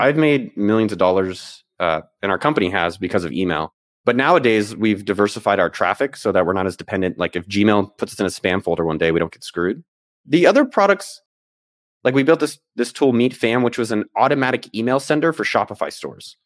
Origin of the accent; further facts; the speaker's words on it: Bay Area, California, United States; moved away as an adult; I was born in the Bay Area, so I was born, like, literally, like, a few blocks from Apple's campus. So my whole my first thirty years of my life was all in, immersed in that world.